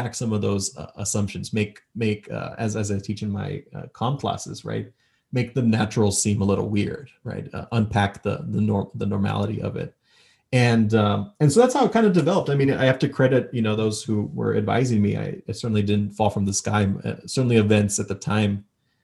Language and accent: English; El Paso, Texas, United States; I grew up in El Paso